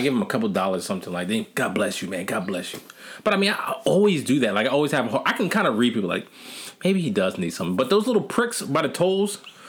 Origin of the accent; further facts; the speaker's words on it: Dover, Delaware, United States; because I'm from Dover. I mean, I was born and raised here.